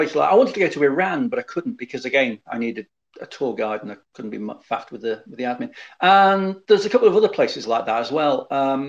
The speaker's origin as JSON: {"language": "English", "country": "United Kingdom", "said": "I've not been to Turkmenistan because it requires far too much admin. As a British citizen, anyway."}